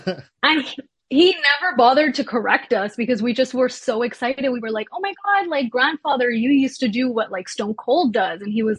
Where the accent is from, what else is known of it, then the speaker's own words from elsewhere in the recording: Quebec, Canada; also born or lived in Toronto; we moved here when I was 3, so I was really raised in Quebec. But yeah, I wasn't born here. I was born in Toronto.